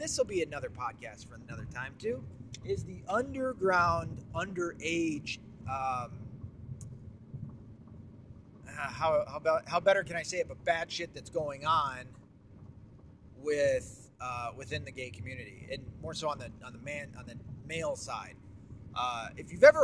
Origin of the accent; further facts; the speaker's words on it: the South, United States; I'm also from the South